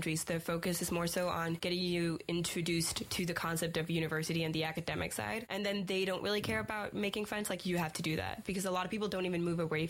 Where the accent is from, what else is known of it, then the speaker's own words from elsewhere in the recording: Denmark; moved away as an adult; now in Aberdeen, United Kingdom; I'm from Denmark